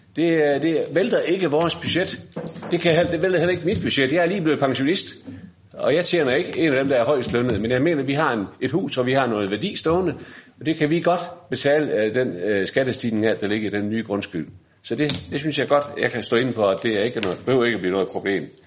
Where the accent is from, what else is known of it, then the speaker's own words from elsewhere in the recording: Bramming, Southern Denmark, Denmark; Jeg kommer fra Bramming